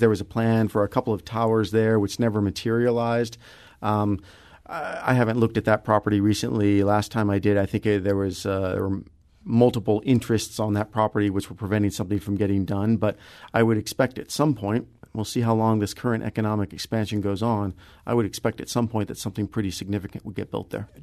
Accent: Kirkwood, Missouri, United States; I grew up in Kirkwood

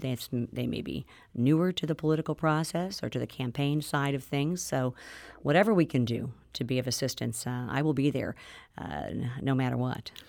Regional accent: Missouri, United States; representing my hometown and Missouri's second district

